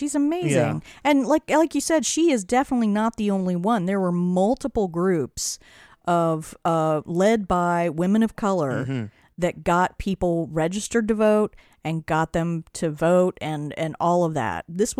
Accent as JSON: {"language": "English", "region": "Pennsylvania", "country": "United States", "tie": "born or raised there", "said": "And my home state of Pennsylvania turned blue."}